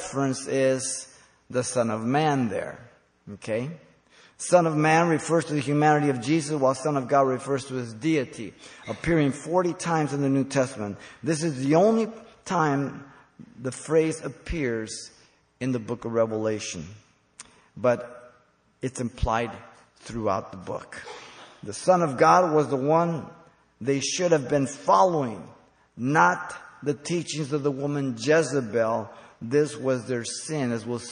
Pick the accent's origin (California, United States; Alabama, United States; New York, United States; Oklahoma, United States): California, United States; Los Angeles; also born or lived in Mexico City, Mexico; I came to the United States. I went to Our Lady of Loreto in L.A.